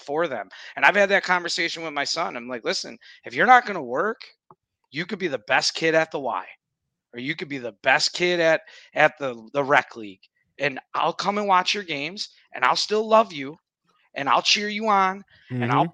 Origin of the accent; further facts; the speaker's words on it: Buffalo, New York, United States; growing up in Buffalo, we played indoor soccer where there were boards.